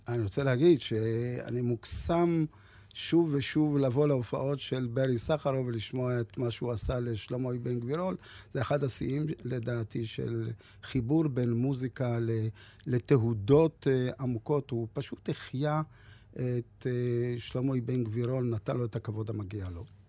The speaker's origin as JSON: {"language": "Hebrew", "area": "Ra'anana transit camp and Lod", "region": "Central District", "country": "Israel", "tie": "born or raised there", "also_born_or_lived": "Lod / North Africa", "said": "כשהייתי ילד מתרוצץ במעברת רעננה ובלוד"}